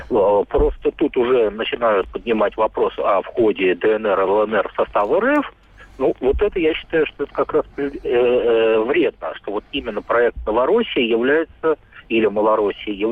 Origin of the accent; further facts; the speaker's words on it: Siberia, Russia; Мы русские, мы сибиряки.